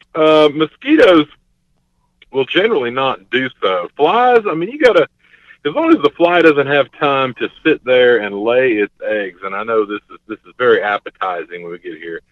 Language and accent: English; Gulf Coast, United States; I come from the Gulf Coast area